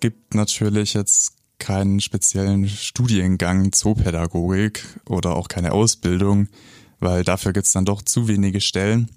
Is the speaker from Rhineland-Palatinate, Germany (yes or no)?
no; Stuttgart, Baden-Württemberg, Germany; accent: Swabian; moved away as an adult; now in Augsburg, Germany; ich komme gebürtig gebürtig aus Stuttgart. Ähm, ja, vielleicht gehe ich trotzdem als Schwabe durch hier